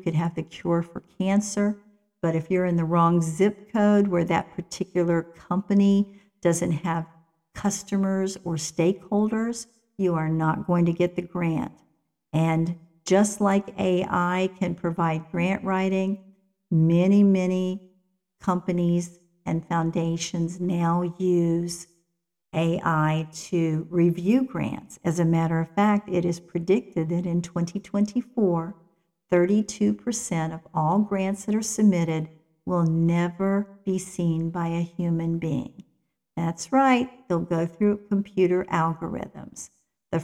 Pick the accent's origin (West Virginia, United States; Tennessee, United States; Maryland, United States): West Virginia, United States; I'm from West Virginia, so sometimes I have to watch my vocabulary and my grammar